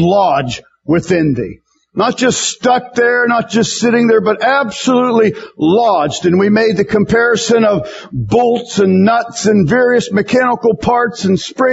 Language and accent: English; United States; American Christians